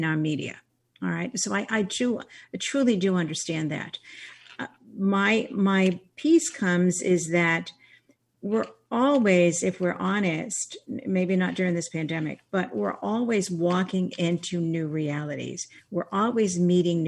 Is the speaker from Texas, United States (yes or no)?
no; Boston, Massachusetts, United States; Growing up as an Irish Catholic girl in Boston